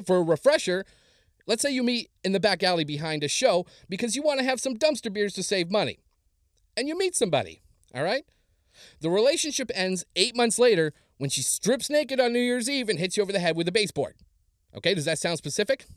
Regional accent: Cranberry Portage, Manitoba, Canada; moved away as an adult; now in Los Angeles, United States; growing up in Canada was different. The only time we had a lockdown in high school, which, as we know, was when a moose was on the loose in the schoolyard. That's Cranberry Portage, Manitoba.

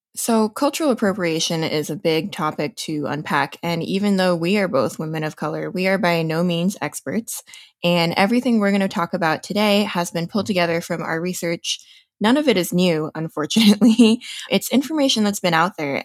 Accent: New Jersey, United States; now in Denver, United States; I am proud to be a second generation Taiwanese American born and raised in New Jersey

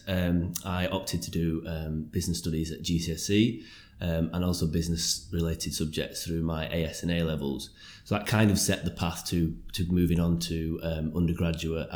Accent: Lancashire, North West England, United Kingdom; also born or lived in West Yorkshire; I'm from Lancashire originally, and I studied in West Yorkshire.

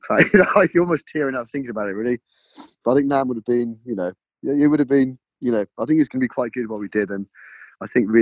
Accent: Cornwall, South West England, United Kingdom; moved away as an adult; also born or lived in London; now in Devon, United Kingdom; I was born in Cornwall. I went to London for 12 years

